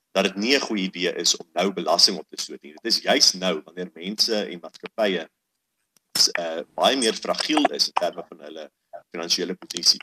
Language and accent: Afrikaans; South Africa; ons as Suid-Afrikaners